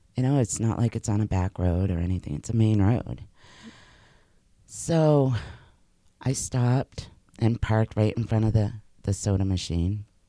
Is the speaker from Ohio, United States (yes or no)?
no; Massachusetts, United States; moved away as an adult; also born or lived in New Hampshire; I had grown up in Massachusetts.